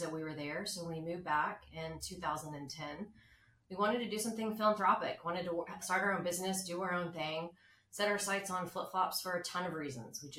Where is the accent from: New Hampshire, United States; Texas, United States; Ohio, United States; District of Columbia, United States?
Texas, United States; Dallas; also born or lived in Jakarta, Indonesia; we're from Dallas, born and raised